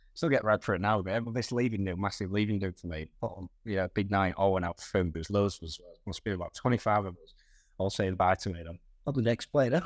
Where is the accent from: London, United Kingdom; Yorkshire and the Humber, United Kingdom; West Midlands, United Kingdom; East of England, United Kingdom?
Yorkshire and the Humber, United Kingdom; Hull; I was born in Castle Hill, in Hull